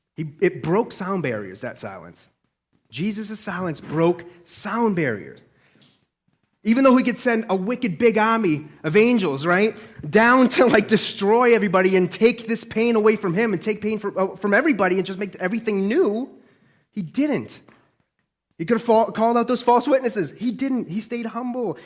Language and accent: English; Boston, Massachusetts, United States; accent: Boston; I'm a Bostonian